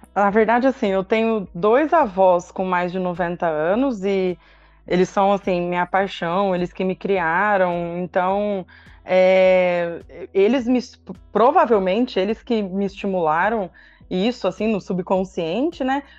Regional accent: São José do Rio Preto, São Paulo, Brazil; also born or lived in Araraquara; eu sou daqui de Rio Preto mesmo, né? Fui para Araraquara, fiz a faculdade em Araraquara

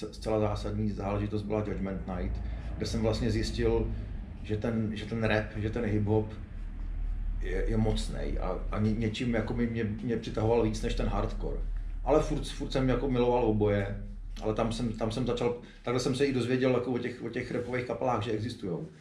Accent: Prague, Czechia; jako Pražák

